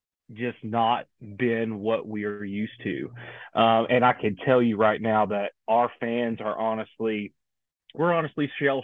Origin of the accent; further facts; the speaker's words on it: Maryville, Tennessee, United States; So I grew up in East Tennessee, small town called Maryville, Tennessee, about 15 minutes outside of Knoxville Stadium.